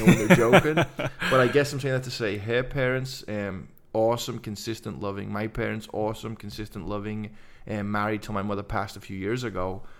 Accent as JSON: {"language": "English", "region": "England", "country": "United Kingdom", "said": "So coming to faith as a guy from England, growing up on the …, …, music"}